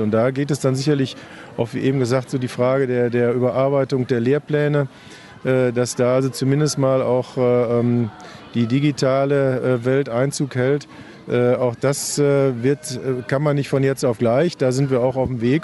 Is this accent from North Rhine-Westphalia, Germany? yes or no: yes; Hamm, North Rhine-Westphalia, Germany; zumindest weiß ich über meine Heimat doch relativ viel.